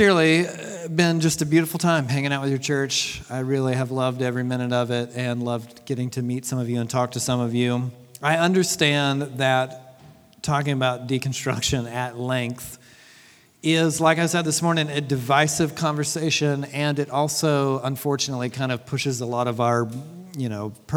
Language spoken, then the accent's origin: English; Deep South, United States; I was raised in the Deep South during the 80s and 90s